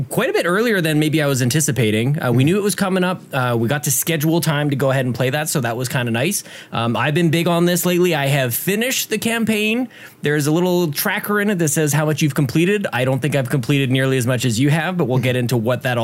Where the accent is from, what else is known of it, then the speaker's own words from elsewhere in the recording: Canada; We're all Canadian.